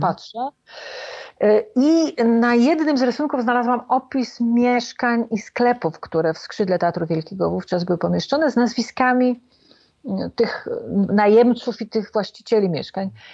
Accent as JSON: {"language": "Polish", "town": "Warsaw", "region": "Masovian Voivodeship", "country": "Poland", "said": "A ja jestem warszawianką"}